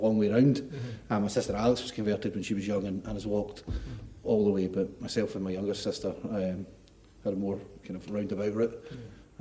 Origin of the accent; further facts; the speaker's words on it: Milngavie, Scotland, United Kingdom; now in Dundee, United Kingdom; I grew up in a council house in Mulgay with no money.